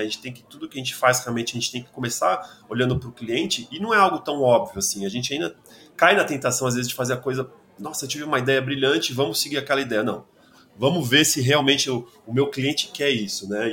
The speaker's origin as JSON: {"language": "Portuguese", "region": "São Paulo", "country": "Brazil", "said": "eu sou de São Paulo"}